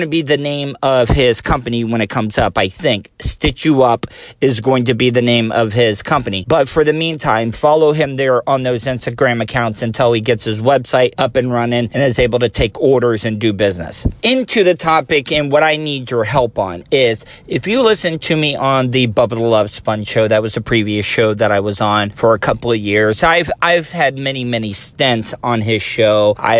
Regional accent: DeLeon Springs, Florida, United States; I grew up in DeLand Springs

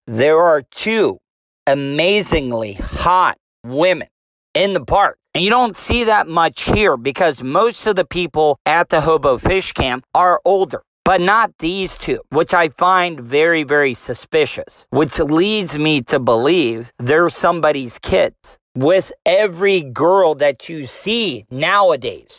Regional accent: DeLeon Springs, Florida, United States; I grew up in DeLeon Springs. So I'm born and raised in Volusia County.

